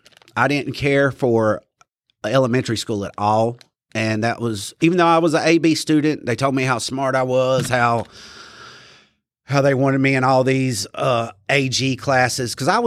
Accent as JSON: {"language": "English", "town": "Asheboro", "region": "North Carolina", "country": "United States", "tie": "born or raised there", "said": "I was born here in Randolph County. They delivered me over there at Randolph Hospital back when it was, you know, real little, back in 1978. I was born November 29th, 1978."}